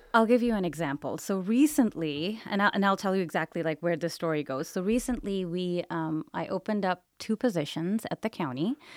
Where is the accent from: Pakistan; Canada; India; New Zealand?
Pakistan; English is a second language; moved away as an adult; now in Las Vegas, United States; my humble beginnings were in Pakistan